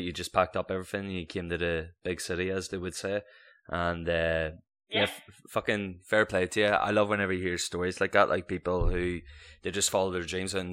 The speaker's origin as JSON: {"language": "English", "country": "Ireland", "said": "I'm Irish"}